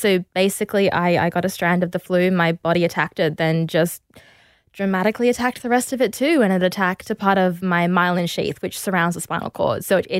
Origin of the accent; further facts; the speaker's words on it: Perth, Western Australia, Australia; I grew up in Perth and we moved around a lot because my dad is like just very restless and always wants to be somewhere new and do new things.